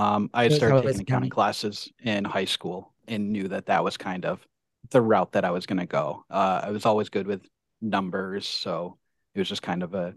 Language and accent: English; Hinsdale, New Hampshire, United States; Grew up in Hinsdale, New Hampshire. Went to high school there, elementary school, everything.